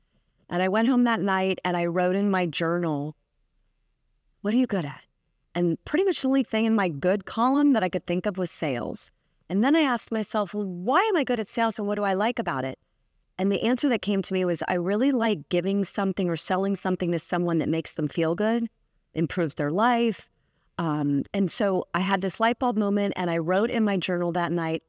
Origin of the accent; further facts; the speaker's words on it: Clearwater, Florida, United States; I grew up on Clearwater Beach, so I'm a Florida girl.